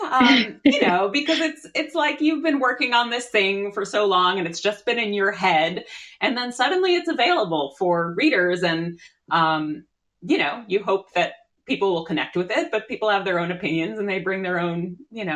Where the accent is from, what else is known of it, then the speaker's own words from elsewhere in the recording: Newton, Massachusetts, United States; also born or lived in Brooklyn, New York; now in Cape Cod, United States; I grew up in Newton, Massachusetts, that's home to the wonderful Newtonville Books.